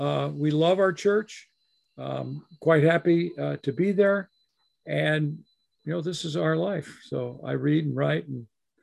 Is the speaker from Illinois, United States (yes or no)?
yes; the Midwest, 100 miles west of Chicago, Illinois, United States; now in Libertyville, United States; I grew up in the Midwest, 100 miles west of Chicago in a small rural community. And went to off to college to study for study the Bible after having a profound summer conversion type experience. I grew up in the church